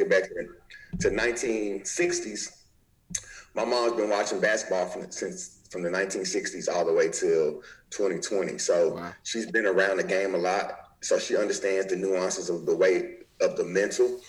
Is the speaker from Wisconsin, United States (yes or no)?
no; Nashville, Tennessee, United States; also born or lived in Memphis, Tennessee; I'm from the state of Tennessee, but I grew up grew up in Memphis